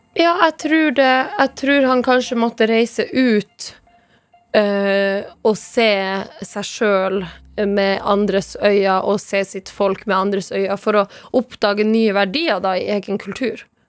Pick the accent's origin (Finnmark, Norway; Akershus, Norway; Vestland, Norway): Finnmark, Norway; Tana; first language Northern Sami; Norwegian is a second language; now in Oslo, Norway; jeg bor i Oslo og, og, og kjøper maten min i butikken. Men jeg kommer jo fra Tana